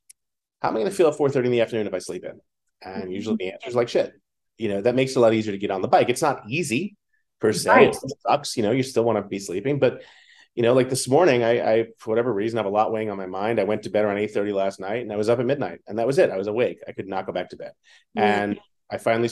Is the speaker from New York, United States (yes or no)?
yes; New York City, New York, United States; Growing up in New York City